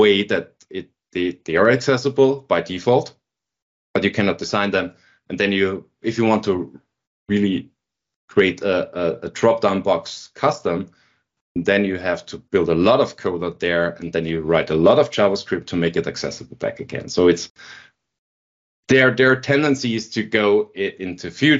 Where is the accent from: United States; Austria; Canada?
Austria; Linz, Upper Austria; now in Vienna, Austria; I was working in Linz, in my hometown, for a government company